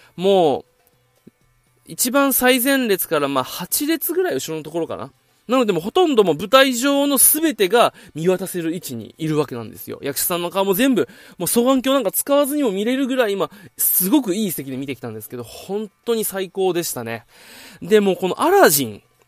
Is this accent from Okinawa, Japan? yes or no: yes; Okinawa, Japan; 地元沖縄から、今、東京に来ております